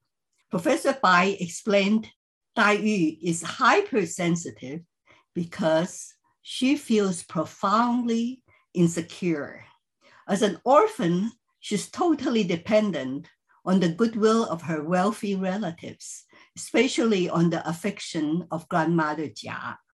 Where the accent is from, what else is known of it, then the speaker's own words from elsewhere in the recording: Philippines; I grew up in the Chinese community in the Philippines and first read the novel in Chinese when I checked it out from our high school library.